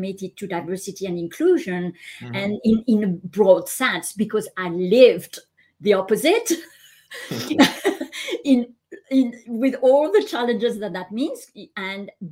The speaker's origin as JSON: {"language": "English", "country": "France", "tie": "born or raised there", "also_born_or_lived": "Hong Kong / Japan / Canada", "moved": "as an adult", "said": "I'm Asian by cultural background, but I was born and raised in France"}